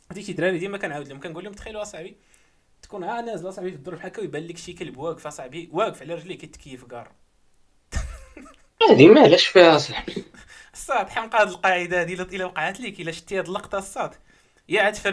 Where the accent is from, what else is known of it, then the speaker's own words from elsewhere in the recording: Morocco; حنا مغاربه